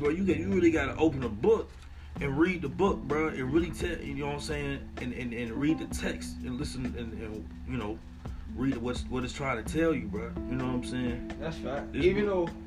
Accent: Atlanta, Georgia, United States; I dealt with that shit. I'm from Atlanta, bro. I dealt with shit in high school, bro.

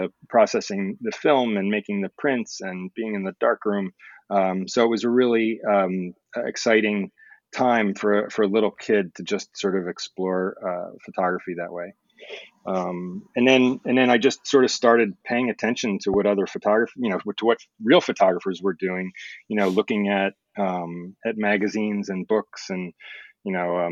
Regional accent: Palo Alto, California, United States; moved away; I grew up partly in California, in Palo Alto, which is in the San Francisco Bay Area.

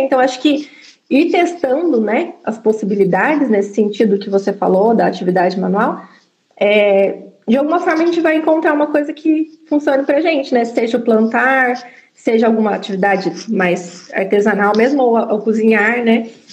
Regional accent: São José dos Campos, São Paulo, Brazil; moved away as an adult; eu sou de São José dos Campos, e vim morar duas horas de distância aqui

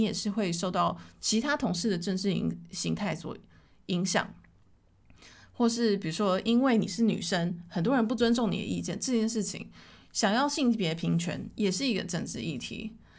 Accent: Taiwan; 我觉得身为台湾人

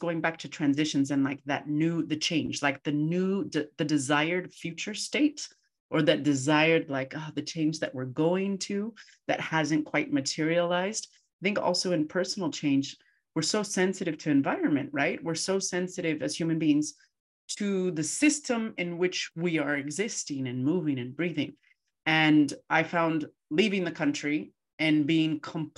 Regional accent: United States; moved away as an adult; also born or lived in Colombia; I left this country, like I'm half American and half Colombian, right after undergrad

